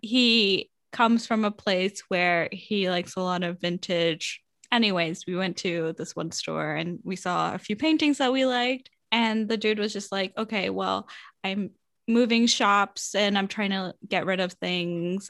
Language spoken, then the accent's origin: English; United States; you're from the States